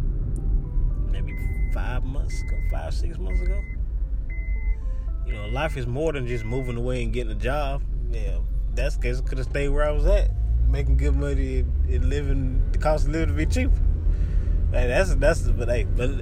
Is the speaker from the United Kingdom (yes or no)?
no; Dillon, South Carolina, United States; accent: country; moved away as an adult; now in Charlotte, United States; growing up in Dillaman is the love and the family